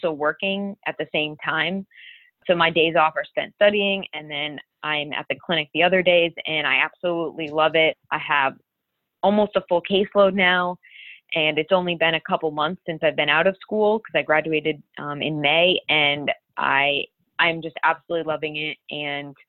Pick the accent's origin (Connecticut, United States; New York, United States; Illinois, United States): Connecticut, United States; Enfield; I grew up in Enfield, Connecticut